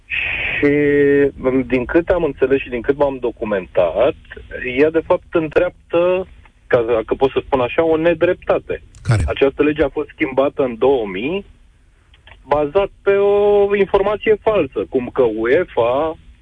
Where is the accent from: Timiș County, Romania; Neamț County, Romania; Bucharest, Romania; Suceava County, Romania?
Bucharest, Romania; ca bucureștean, eu sunt din București